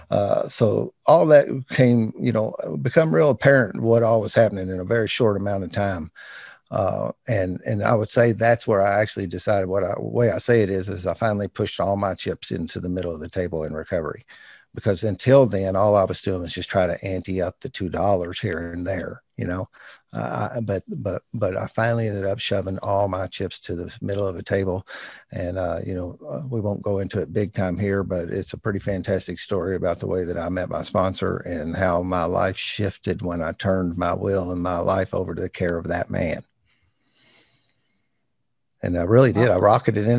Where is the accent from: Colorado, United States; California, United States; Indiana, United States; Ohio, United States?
Indiana, United States; New Albany; New Albany, Indiana, my hometown